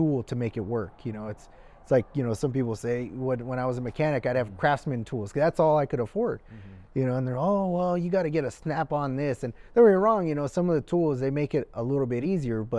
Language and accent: English; Littlerock, California, United States; also born or lived in Mission Hills, California; we mostly grew up in the Antelope Valley in Little Rock